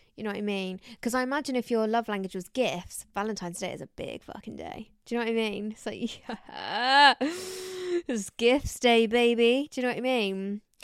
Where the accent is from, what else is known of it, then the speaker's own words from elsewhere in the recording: United Kingdom; I'm British, but I'm a little bit Spanish somewhere